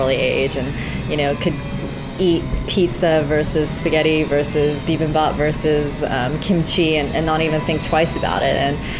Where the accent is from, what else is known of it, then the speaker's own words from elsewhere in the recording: Summit, New Jersey, United States; moved away as an adult; also born or lived in New York / San Francisco; now in London, United Kingdom; I'm American. I was born in New Jersey, in Summit, New Jersey, and born and bred in that great state.